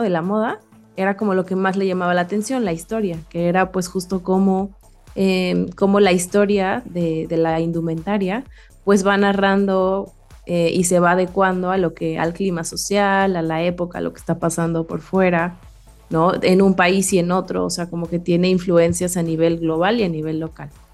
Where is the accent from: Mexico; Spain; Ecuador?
Mexico; crecimos en México